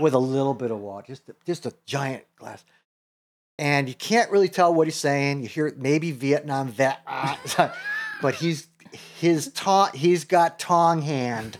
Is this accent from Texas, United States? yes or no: no; Chicago, Illinois, United States; moved away; also born or lived in New York; I grew up in Chicago, I'm a Second City kid